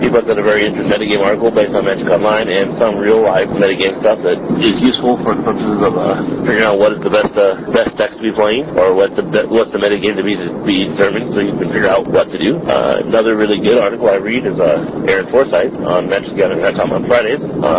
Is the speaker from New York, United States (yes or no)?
no; Michigan, United States; Actually, my home state is from Michigan, so I am a Detroit fan. Detroit sports fan.